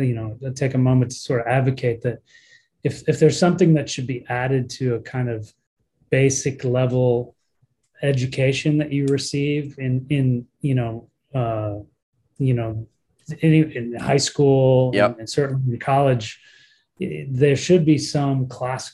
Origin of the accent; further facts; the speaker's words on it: Rockford, Illinois, United States; I grew up in Rockford, Illinois